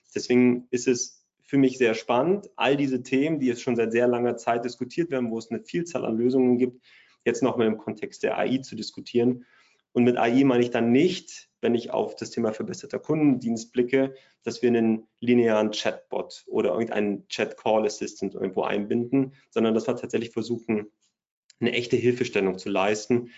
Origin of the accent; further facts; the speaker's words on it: Bremen, Germany; ich komme aus der Nähe von Bremen